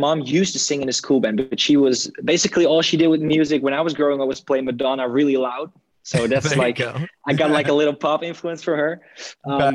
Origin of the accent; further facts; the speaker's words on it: Groningen, Netherlands; also born or lived in Utrecht, Netherlands; I was raised in Groningen